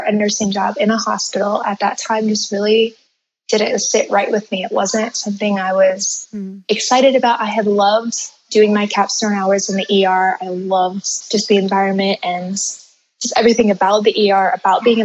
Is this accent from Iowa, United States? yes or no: yes; Iowa, United States; moved away as an adult; now in Peru; So I am from Iowa